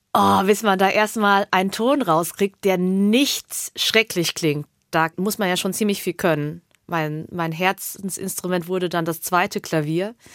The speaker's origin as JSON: {"language": "German", "town": "Hemsbach", "region": "Baden-Württemberg", "country": "Germany", "tie": "born or raised there", "also_born_or_lived": "Heppenheim", "said": "Ich bin aber in Hemsbach aufgewachsen"}